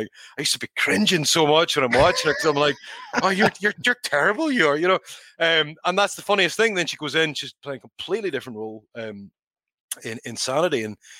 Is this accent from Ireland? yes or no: yes; Ireland; EY was Canadian, Wolf's German, Nikki Scottish, and you know, I'm Irish.